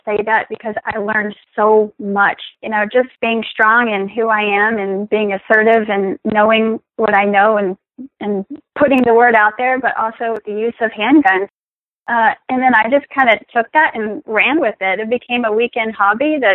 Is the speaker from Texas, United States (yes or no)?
yes; Texas, United States; moved away as an adult; now in Florida, United States; I'm originally from Texas. The military brought me to the beautiful Sunshine State